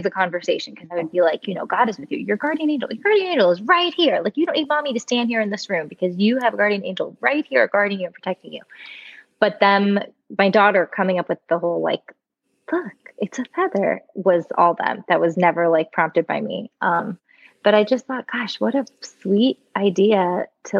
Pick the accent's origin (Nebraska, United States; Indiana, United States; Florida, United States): Florida, United States; moved away as an adult; now in Nashville, United States; I am born and raised in Florida, just recently and bitterly moved to Nashville, Tennessee